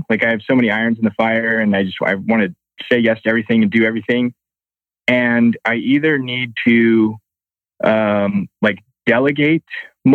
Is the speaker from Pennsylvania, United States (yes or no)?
yes; Reading, Pennsylvania, United States; now in Fort Collins, United States; I grew up in Reading, Pennsylvania